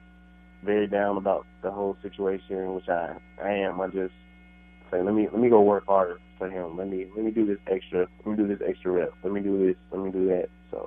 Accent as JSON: {"language": "English", "area": "south of Atlanta", "region": "Georgia", "country": "United States", "moved": "yes", "said": "I'm from Georgia, south of Atlanta"}